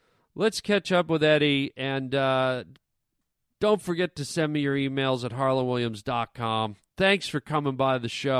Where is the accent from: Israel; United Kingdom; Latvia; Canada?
Canada; now in United States; I got to say, I'm from Canada. I know my accent has gone away.